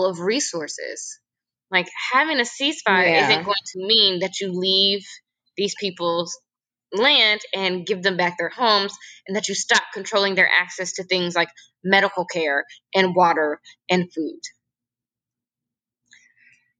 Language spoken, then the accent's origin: English; United States